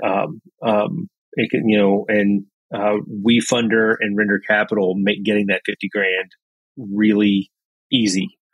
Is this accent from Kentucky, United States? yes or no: yes; Lebanon, Kentucky, United States; I'm from Lebanon in Marion County. Uh, graduate of Marion County High School